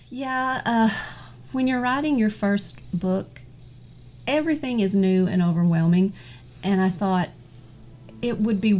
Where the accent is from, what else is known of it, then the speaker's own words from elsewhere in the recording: Arkansas, United States; accent: Southern; you can probably tell from my accent that I am Southern and I'm from Arkansas. I've lived in the same small town for my entire life. It's got 300 people and thousands of cows.